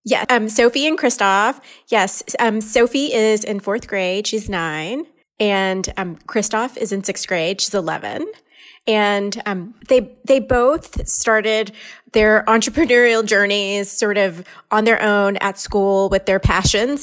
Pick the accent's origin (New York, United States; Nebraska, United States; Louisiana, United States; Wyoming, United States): Louisiana, United States; moved away as an adult; also born or lived in Houston, Texas / Cincinnati, Ohio / Charlotte, North Carolina / Oakland, California; now in Orinda, United States; I'm actually originally from Louisiana